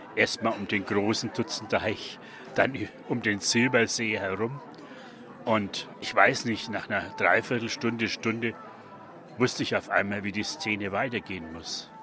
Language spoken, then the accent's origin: German; Franconia, Germany; accent: Franconian; now in Nuremberg, Germany; Als Franke